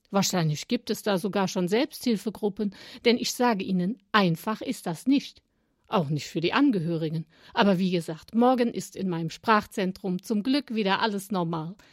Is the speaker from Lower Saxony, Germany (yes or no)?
no; Cologne, North Rhine-Westphalia, Germany; born there; Ich bin in Köln geboren, das steht fest. Ich mag die Stadt und den Menschenschlag, auch wenn ich seit vielen Jahren nicht mehr vor Ort, sondern eher in der Region wohne.